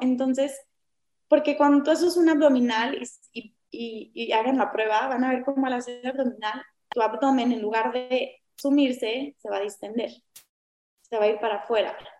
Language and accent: Spanish; Mexico; somos muy mexicanos